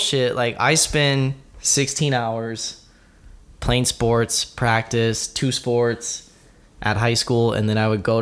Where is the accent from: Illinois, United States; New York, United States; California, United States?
California, United States; San Bernardino; I grew up in California. I grew up in San Bernardino.